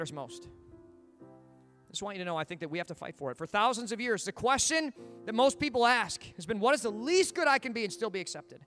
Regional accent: United States; as an American

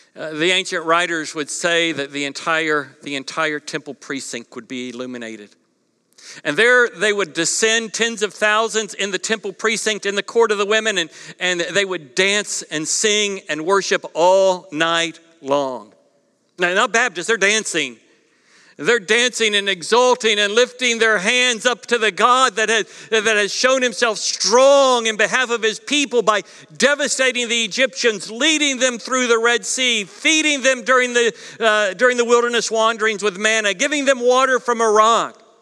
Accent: East Coast, United States; moved away; growing up on the East Coast

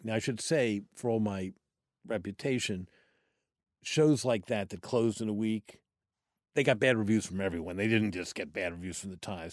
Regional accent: Washington, District of Columbia, United States; I grew up in Washington, D C, in a family that was not in politics, and I grew up in the city, not the suburbs.

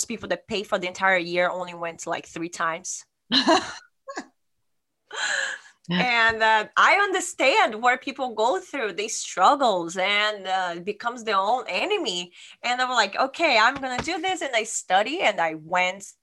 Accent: Brazil; moved away as an adult; now in Sonoma, United States; I'm from Brazil and I came to the United States in 2009.

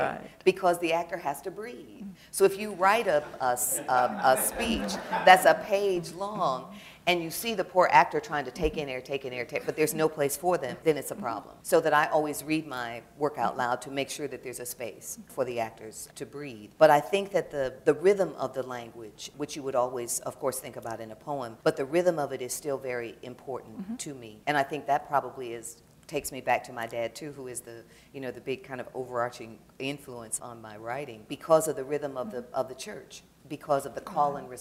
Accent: Detroit, Michigan, United States; moved away; I grew up in Detroit

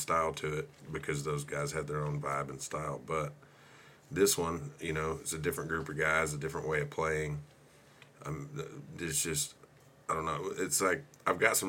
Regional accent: Hobart, Oklahoma, United States; in Hobart, when I was a kid

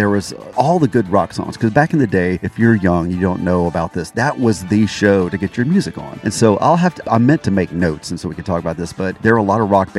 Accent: Fort Walton Beach, Florida, United States; moved away; my hometown, Fort Walton Beach, Florida

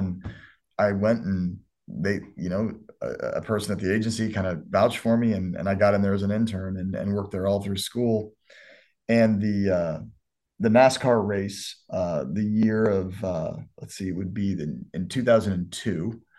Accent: Lawrence, Kansas, United States; also born or lived in Newton, Kansas; now in Miami, United States; I moved to Lawrence when I was 10, which is again, a small town outside of Kansas City, which is where I grew up.

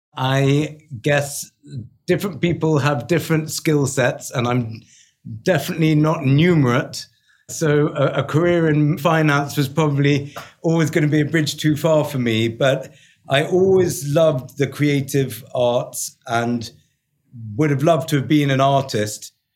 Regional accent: London, United Kingdom; accent: English; moved away as an adult; also born or lived in New York; I am London born and bred, so I'm a quintessential Englishman

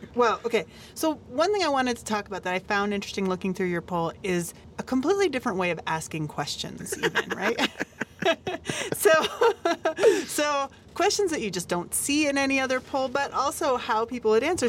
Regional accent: United States; now in Mexico; as an American

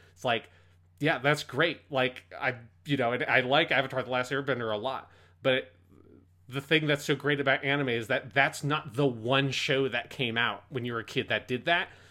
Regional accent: United States; particularly being American

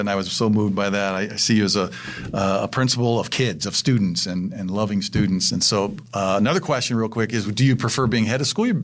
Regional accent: Indiana, United States; Because I'm from Indiana

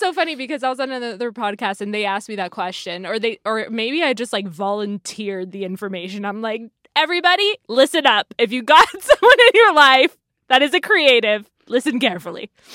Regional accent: California, United States; I've, I've grew up here

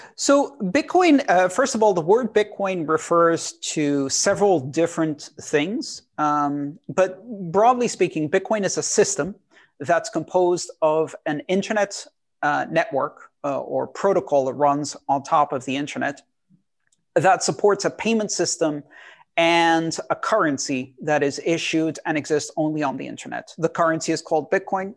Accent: Greece; I, I grew up in Greece.

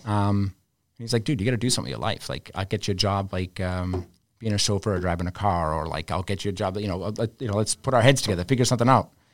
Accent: Arlington, Massachusetts, United States; growing up in Arlington

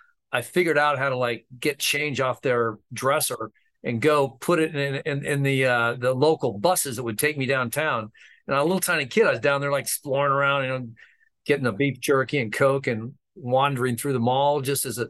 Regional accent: Stockton, California, United States; I grew up in Northern California, Stockton, California

